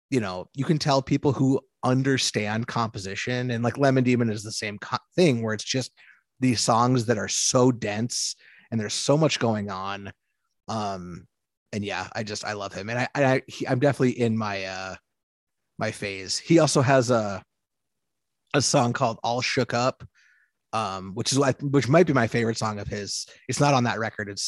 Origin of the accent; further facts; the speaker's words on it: Midwest, United States; And I'm from, I'm from the Midwest